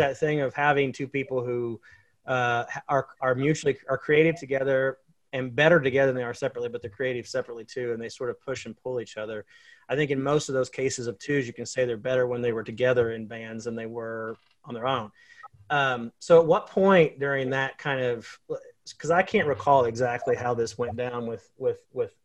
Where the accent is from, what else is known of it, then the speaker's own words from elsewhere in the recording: Minden Mines, Missouri, United States; also born or lived in Columbia, Missouri; now in Pittsburg, United States; I grew up in Minden Mines, Missouri